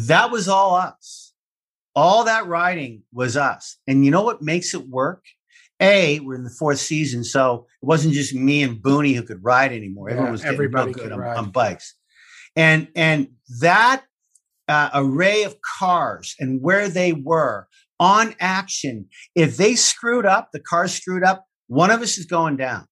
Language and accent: English; Canada; I'm Canadian